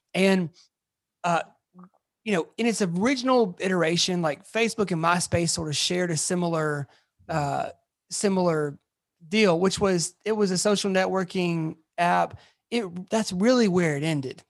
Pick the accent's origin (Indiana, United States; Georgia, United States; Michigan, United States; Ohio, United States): Georgia, United States; Atlanta; moved away as an adult; now in Memphis, United States; I'm originally from Atlanta